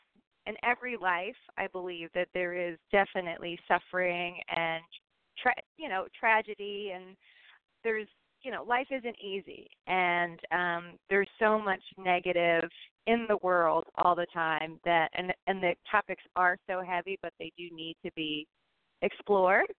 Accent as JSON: {"language": "English", "town": "Philadelphia", "region": "Pennsylvania", "country": "United States", "tie": "born or raised there", "moved": "as an adult", "lives_now": "San Francisco, United States", "said": "I grew up in Philadelphia"}